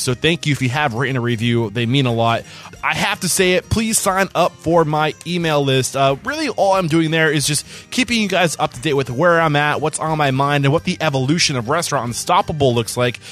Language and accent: English; New Hampshire, United States; moved away as an adult; now in Austin, United States; I'm from New Hampshire